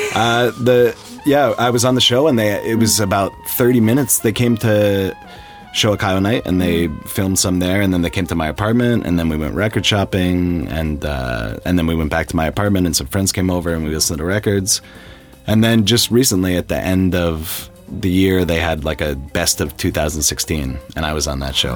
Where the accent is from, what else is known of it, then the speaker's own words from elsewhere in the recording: Albany, New York, United States; moved away as an adult; also born or lived in Korea / Nagoya, Japan; now in Japan; I'm originally from Albany, New York